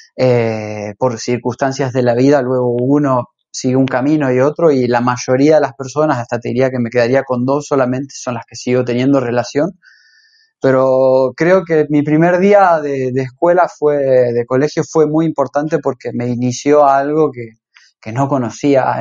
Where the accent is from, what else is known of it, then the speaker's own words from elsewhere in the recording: Rosario, Santa Fe, Argentina; moved away as an adult; now in Ibiza, Spain; Yo soy argentino, eh, nací en Rosario, la ciudad de Rosario iba al colegio Pestalozzi